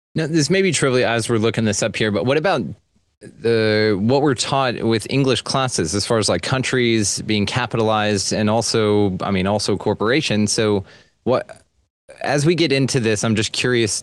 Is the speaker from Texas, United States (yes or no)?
yes; Texas, United States; I am Texan like crazy because I'm proud of this state